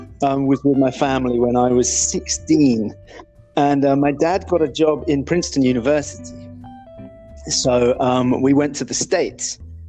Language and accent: English; England, United Kingdom; also born or lived in Ireland; So as you mentioned at the beginning of this thing, I grew up in England and Ireland. I lived in many different places.